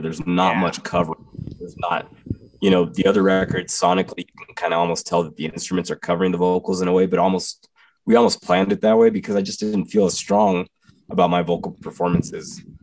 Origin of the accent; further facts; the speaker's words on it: Texas, United States; growing up in Texas